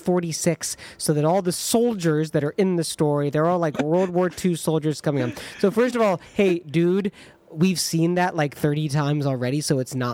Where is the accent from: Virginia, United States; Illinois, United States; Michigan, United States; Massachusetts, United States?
Michigan, United States; Ann Arbor; moved away; I'm going to be back in my hometown of Ann Arbor.